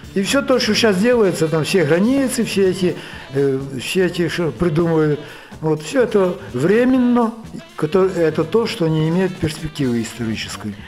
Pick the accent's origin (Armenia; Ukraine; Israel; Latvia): Ukraine; moved away as an adult; also born or lived in Lviv, Ukraine / Murom, Russia; now in Minsk, Belarus; Я сам украинец по национальности, кончал Львовский институт политехнический